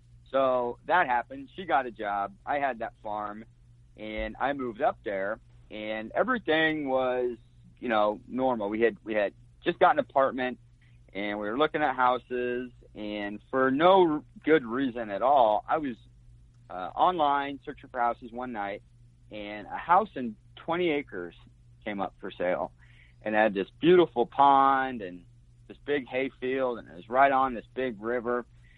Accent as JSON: {"language": "English", "town": "Springfield", "region": "Illinois", "country": "United States", "tie": "born or raised there", "said": "Yeah, well, I grew up in Springfield, Illinois, and I think I was maybe 7 or 8, and my dad saw an ad in the local paper about 40 acres for sale in Brown County, Illinois."}